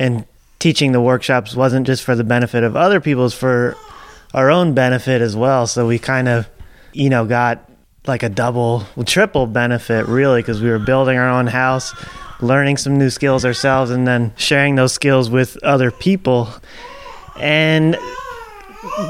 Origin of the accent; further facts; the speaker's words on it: New Jersey suburbs, United States; moved away as an adult; also born or lived in Dancing Rabbit Eco Village, Missouri; now in Berea, United States; I grew up in the New Jersey suburbs